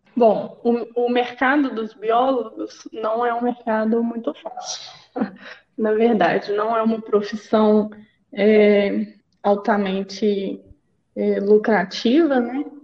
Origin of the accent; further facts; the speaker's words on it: Belo Horizonte, Minas Gerais, Brazil; eu sou mineira de Belo Horizonte